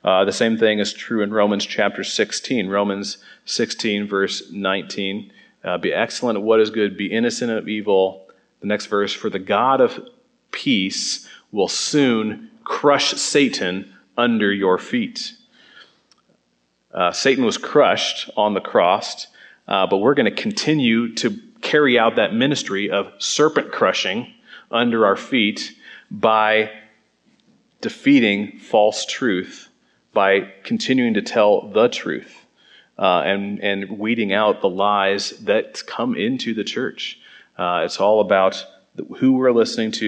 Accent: Southeast Iowa, United States; I'm from Southeast Iowa, I lived in the country most of my life. We moved back there

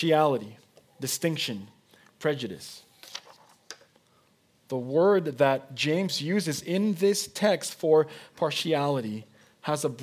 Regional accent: Mexico; first language Spanish; English is a second language; moved away as an adult; also born or lived in Oregon, United States; now in United States; I was born and I was raised in Mexico. I'm a Mexican citizen by birth. My first language is Spanish.

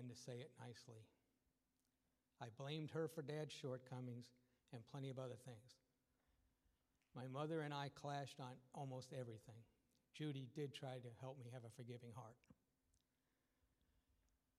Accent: New York City, New York, United States; I was born in New York City in 1956

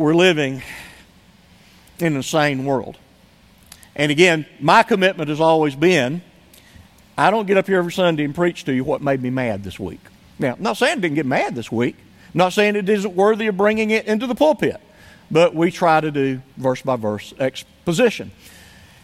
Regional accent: United States; as an American

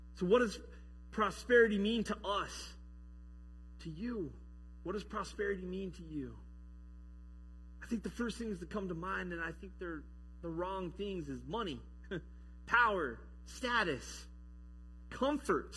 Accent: Colorado, United States; also born or lived in Michigan; now in Sumner, United States; I grew up in Colorado

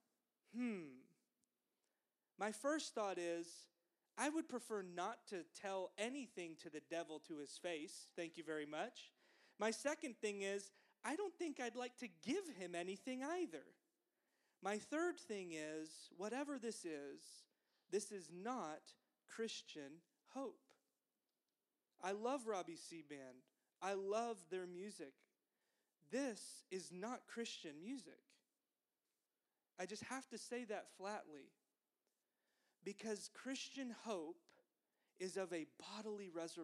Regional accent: the South, United States; growing up in the South

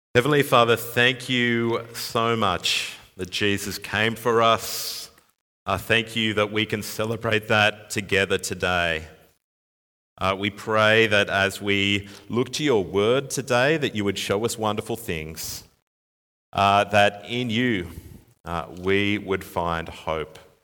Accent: Sydney, New South Wales, Australia; moved away; my hometown, uh, Sydney

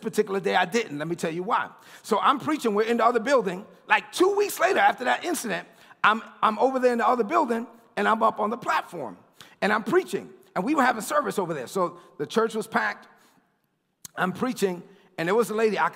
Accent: New York City, New York, United States; I'm from Brooklyn.

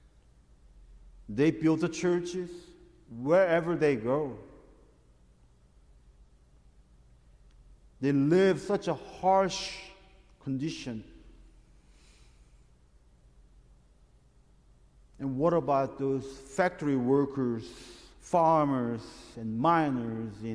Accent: South Korea; now in United States; my home country, Korea

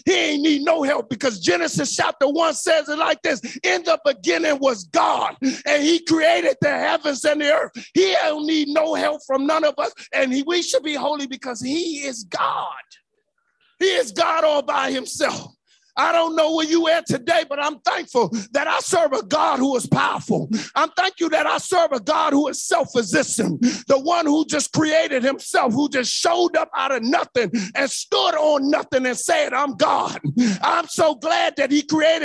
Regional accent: Washington, District of Columbia, United States; as a young boy growing up in Northeast and right around the corner from the Washington Coliseum.

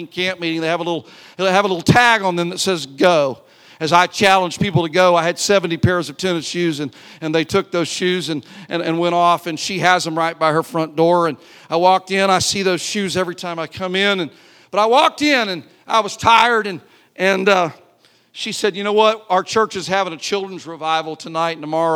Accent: St. Louis, Missouri, United States; I'm her son. I'm from St. Louis

